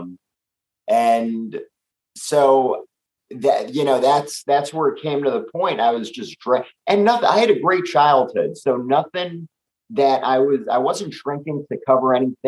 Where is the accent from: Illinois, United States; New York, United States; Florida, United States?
New York, United States; New York City; we're both New York guys. I think it's something growing up in the city